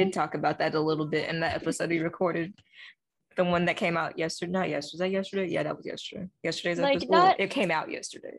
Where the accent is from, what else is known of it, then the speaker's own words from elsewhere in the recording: Alabama, United States; Me? I'm from Alabama.